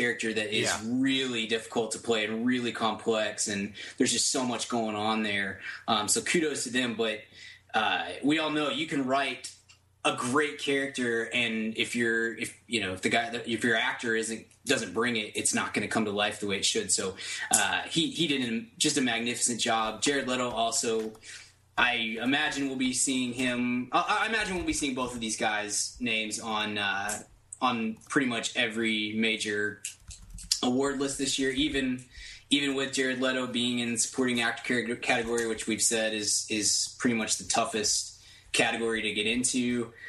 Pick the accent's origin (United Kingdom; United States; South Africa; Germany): United States; Dallas, Texas; We're all from the Dallas area